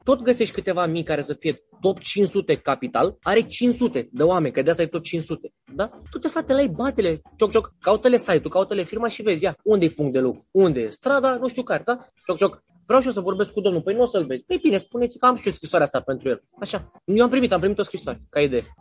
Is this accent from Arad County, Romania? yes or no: no; Constanța, Constanța County, Romania; din Mamaia Nord, din Constanța, de unde sunt eu